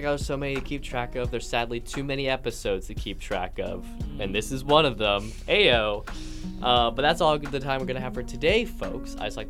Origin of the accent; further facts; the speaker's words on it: East Coast, United States; accent: East Coast; moved away; also born or lived in Midwest; I consider myself to have an East Coast accent.